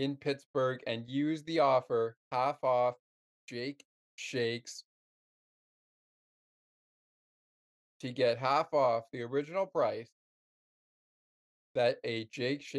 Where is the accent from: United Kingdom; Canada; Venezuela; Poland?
Canada; I'm from Canada, and I'm a Penguins fan from Canada